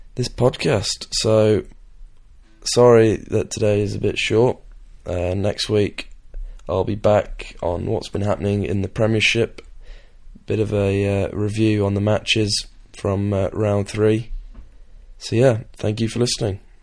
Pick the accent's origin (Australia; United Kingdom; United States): United Kingdom; England; I'm English